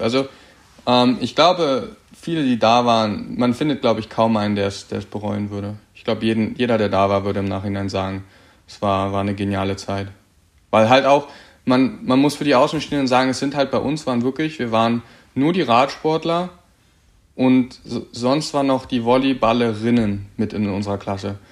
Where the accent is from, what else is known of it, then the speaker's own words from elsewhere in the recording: Berlin, Germany; also born or lived in Cottbus / Erzgebirge; now in Hürth, Germany; ursprünglich komme ich aus Berlin, war dann auf der Sportschule in Cottbus ähm, bis 2018 Frühjahr